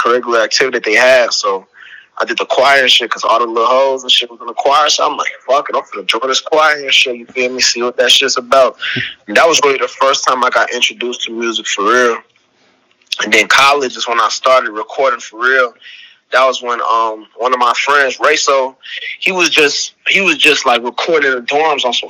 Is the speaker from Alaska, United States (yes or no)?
no; Chicago, Illinois, United States; now in Los Angeles, United States; I lived my earlier days, I lived in Uptown, I think, up until, like, third or fourth grade. That's when I moved to Rogers Park. So I'm just like an up north baby